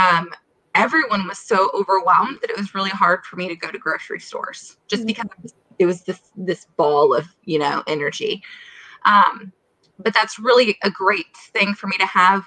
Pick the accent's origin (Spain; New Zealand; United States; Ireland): United States; Minnesota; moved away as an adult; also born or lived in Florida / South Carolina; I am originally from Minnesota